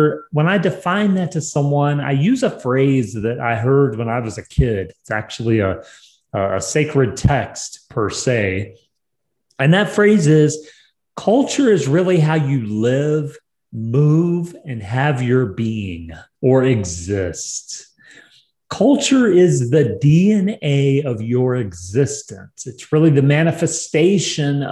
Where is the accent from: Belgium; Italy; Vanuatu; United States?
United States; New Mexico; New Mexico is my home state in America.